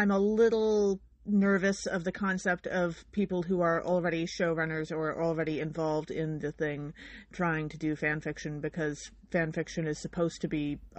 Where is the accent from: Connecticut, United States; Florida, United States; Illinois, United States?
Illinois, United States; I'm from Illinois.